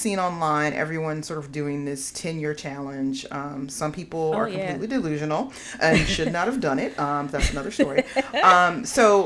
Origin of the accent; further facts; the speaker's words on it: California, United States; I'm from California.